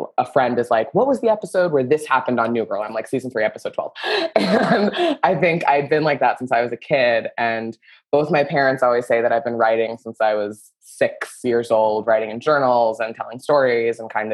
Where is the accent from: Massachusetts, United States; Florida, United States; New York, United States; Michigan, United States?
Florida, United States; Southern; moved away as an adult; now in Los Angeles, United States; I'm from Southern Florida, a place where old people go to die.